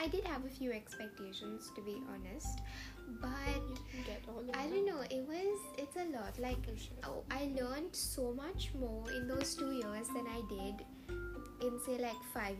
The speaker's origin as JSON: {"language": "English", "town": "Mumbai", "region": "Maharashtra", "country": "India", "tie": "born or raised there", "moved": "yes", "lives_now": "United States", "said": "Bombay is like my home."}